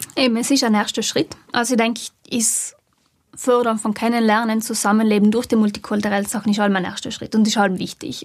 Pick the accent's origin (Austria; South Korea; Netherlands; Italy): Italy; South Tyrol, Trentino-Alto Adige; wir als Südtiroler